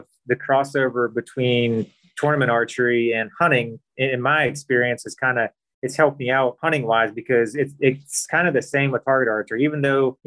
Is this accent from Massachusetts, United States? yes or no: no; Western Maryland, United States; now in Florida, United States; I grew up in Western Maryland